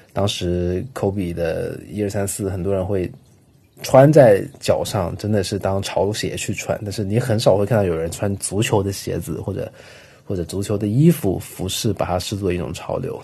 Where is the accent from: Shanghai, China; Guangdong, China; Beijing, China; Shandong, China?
Guangdong, China; Guangzhou; 像我在广州长大